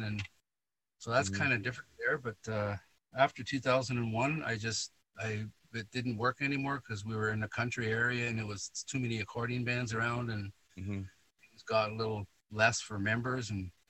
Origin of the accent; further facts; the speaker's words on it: Canada; I started in Canada first. Right. I was born here, and my parents moved over in 52. And that's why I was born 11 years later.